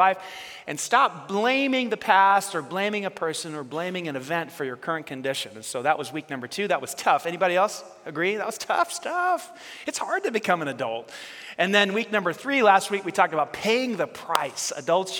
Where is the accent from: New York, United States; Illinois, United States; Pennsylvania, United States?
New York, United States; New York City; we grew up in New York, and Staten Island's part of New York City